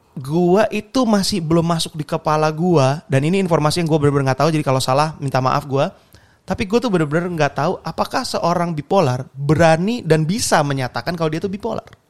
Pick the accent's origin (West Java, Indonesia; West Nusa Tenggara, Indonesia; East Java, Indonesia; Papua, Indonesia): East Java, Indonesia; Surabaya; gue orang Surabaya